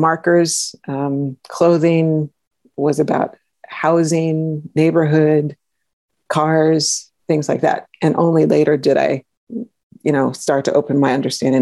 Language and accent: English; Houston, Texas, United States; I grew up in Acres Homes